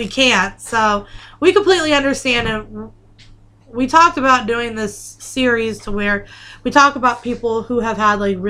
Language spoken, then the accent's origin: English; New York, United States; I'm from New York, yous.